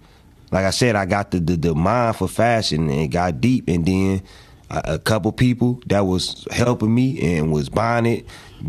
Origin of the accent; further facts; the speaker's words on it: Detroit, Michigan, United States; I'm from Pearson.